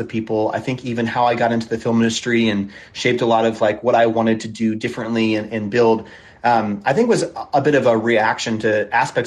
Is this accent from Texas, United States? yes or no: no; a suburb outside of Chicago, Illinois, United States; also born or lived in California / Philadelphia, Pennsylvania; now in Los Angeles, United States; I grew up, well, I was born in California, but I really grew up in a suburb outside of Chicago. So in Illinois is kind of where I grew up